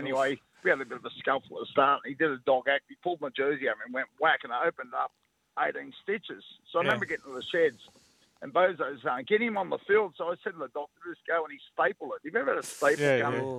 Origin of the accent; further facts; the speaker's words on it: Greystanes, New South Wales, Australia; I'm from Grey Plains. My team was Parramatta.